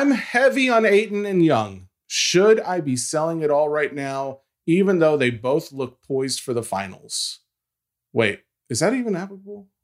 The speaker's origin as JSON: {"language": "English", "region": "Tennessee", "country": "United States", "said": "I'm from Tennessee when I'm calling Lafayette Lafayette. Um, that's how we say it down here"}